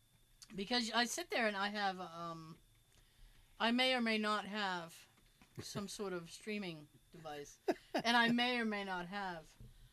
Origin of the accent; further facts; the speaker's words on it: United States; And it's like, I'm an American and I'm spoiled.